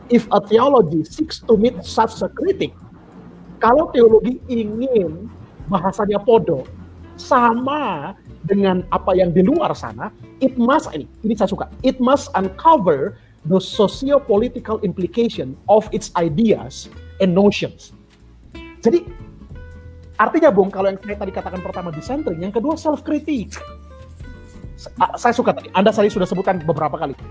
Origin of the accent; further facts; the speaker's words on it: Eastern Indonesia, Indonesia; karena saya dari Indonesia Timur ya daerah daerah Indonesia Timur itu kultur gerejanya justru kultur ekumenikal